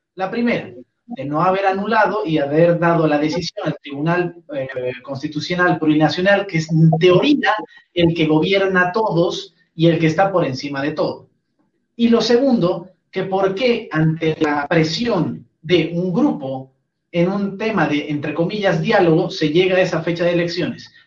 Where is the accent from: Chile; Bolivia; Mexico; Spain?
Bolivia; Como boliviano que soy